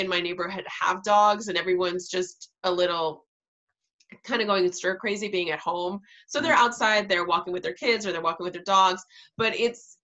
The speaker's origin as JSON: {"language": "English", "town": "New York City", "region": "New York", "country": "United States", "tie": "born or raised there", "moved": "yes", "said": "I'm from Queens and my hospital growing up was Elmhurst Hospital."}